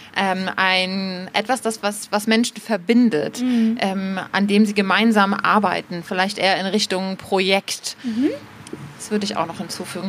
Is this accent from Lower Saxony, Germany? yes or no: no; Bremen, Germany; now in Berlin, Germany; in dem Ort, in dem ich aufgewachsen bin. Da habe ich weniger Heimatgefühle, sondern ich wollte ehrlich gesagt ganz schnell diesen Ort verlassen. Das ist so ein kleiner Vorort in Bremen, Fegesack